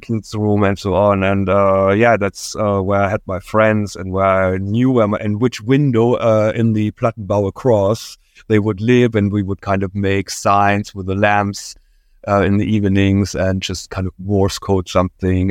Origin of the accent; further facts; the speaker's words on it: near Dresden, Saxony, Germany; moved away as an adult; I was born in East Germany, uh, in the area around Dresden, and, uh, that was, um, late sixties, early seventies, my early childhood.